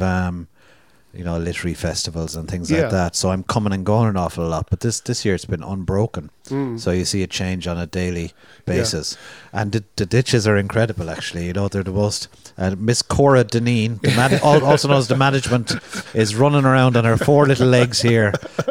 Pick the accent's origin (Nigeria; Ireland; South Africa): Ireland; Limerick and Cork, Munster; I grew up in Limerick and in Cork and lived in cities